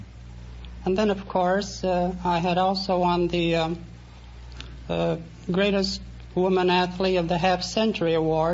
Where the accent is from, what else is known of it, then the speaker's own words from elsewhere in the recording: Wierzchownia, Poland; moved away; Well, I come from a little village in Poland called Wierzchownia.